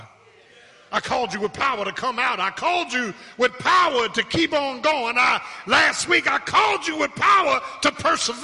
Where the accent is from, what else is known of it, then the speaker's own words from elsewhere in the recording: Philadelphia, Pennsylvania, United States; I was born in Pennsylvania Hospital